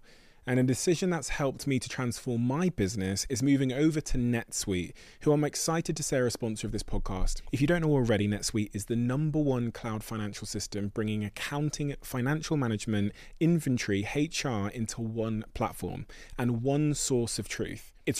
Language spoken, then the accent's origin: English; Plymouth, South West England, United Kingdom; I've watched you as a young kid growing up in Plymouth, you know, for many a decade.